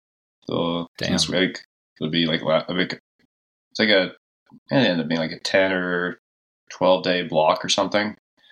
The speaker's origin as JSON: {"language": "English", "town": "Park City", "region": "Utah", "country": "United States", "tie": "born or raised there", "said": "I grew up in Park City."}